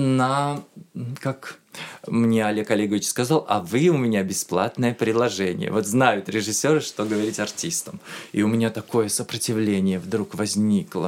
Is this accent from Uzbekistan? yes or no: yes; Uzbekistan; moved away as an adult; also born or lived in Tashkent; now in Moscow, Russia; Я артист из Узбекистана